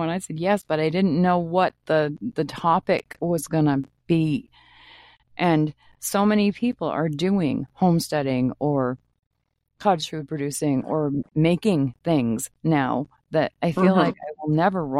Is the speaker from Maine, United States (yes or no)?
yes; Maine, United States; And I'm hoping to talk to some people back home where I grew up in Maine too